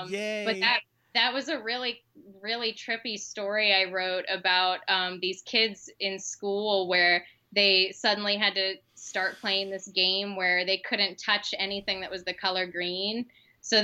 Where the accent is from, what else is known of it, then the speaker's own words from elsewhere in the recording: Orlando, Florida, United States; And so I was their first city correspondent in Orlando, where I grew up. I grew up in Florida.